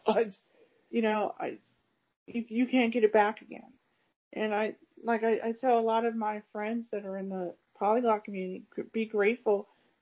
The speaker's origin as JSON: {"language": "English", "town": "Cleveland", "region": "Ohio", "country": "United States", "also_born_or_lived": "California", "lives_now": "Akron, United States", "said": "I live in Akron, 50 minutes away from Cleveland. I'm originally from Cleveland."}